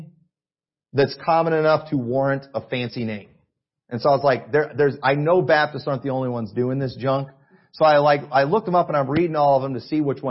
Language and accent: English; United States; I'm an American and I watch Fox News